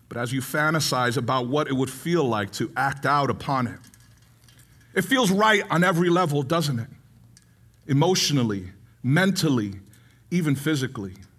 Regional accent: New York City, New York, United States; I was born in the Bronx

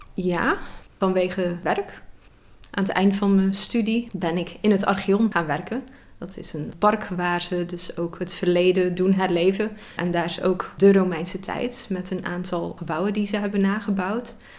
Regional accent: Zeeland, Netherlands; ik zelf uit Zeeland kom

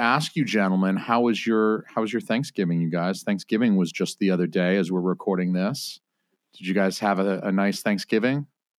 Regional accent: United States; as an American

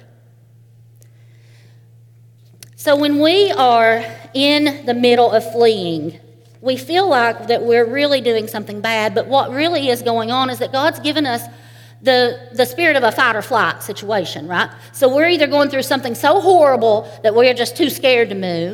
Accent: Eastern Kentucky, United States; I am from Eastern Kentucky, a holler. And where I'm from, it's quite normal to live next door to your grandparents

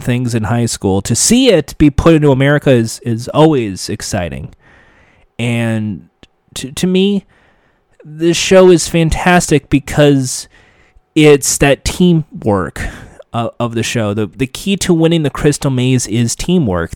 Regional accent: United States; my home country, the United States

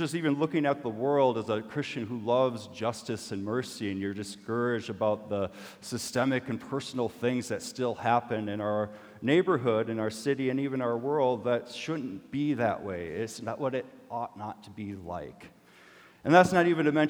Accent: Minnesota, United States; I'm Minnesotan

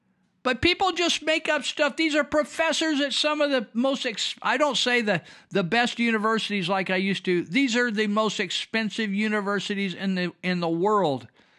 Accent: Los Angeles, California, United States; As a black kid and wannabe thug growing up in Los Angeles, I knew some great Asian people.

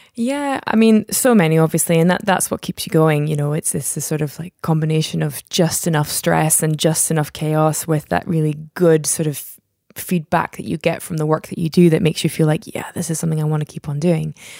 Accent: Scotland, United Kingdom; also born or lived in United States / Netherlands; I was born in the States. My mom's from Belgium. We lived in the Netherlands until I was about eight or so, and then we came over here. So we've been in Scotland for the best, most part of my life

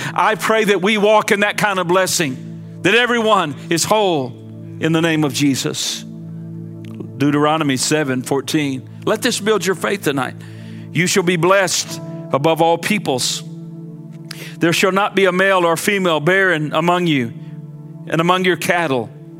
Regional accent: United States

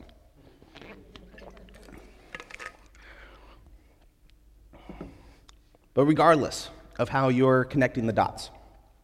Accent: United States; as American believers

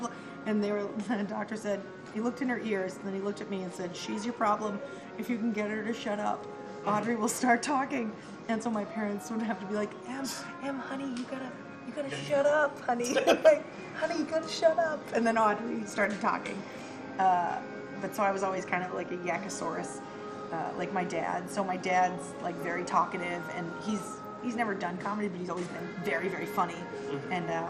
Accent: Danvers, Massachusetts, United States; also born or lived in Worcester / Melrose; I am 30. I was born in Worcester. My parents lived there, and then we moved to Melrose up until I was like in fourth grade. Then we moved to Danvers, which is where I basically grew up. I hated it. And I liked Melrose.

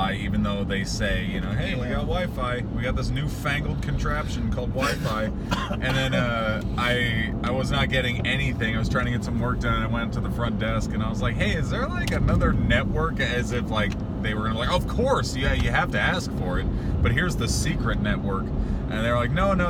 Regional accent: Sacramento, California, United States; now in Bay Area, United States; I grew up in Sacramento.

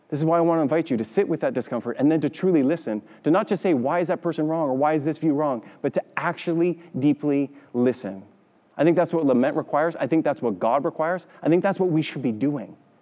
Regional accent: Canada; growing up in Canada

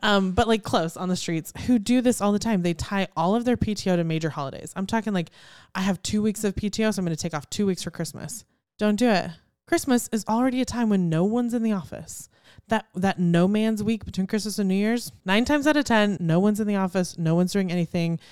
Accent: Houston, Texas, United States; growing up in Houston

